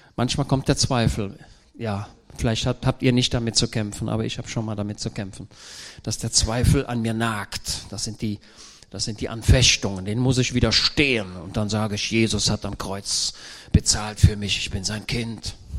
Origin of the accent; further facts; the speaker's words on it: Germany; ich komme ja aus Deutschland